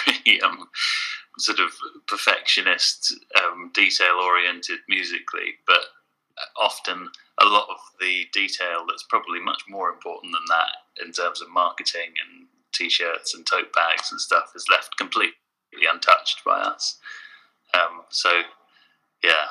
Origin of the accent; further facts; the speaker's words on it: England, United Kingdom; being English there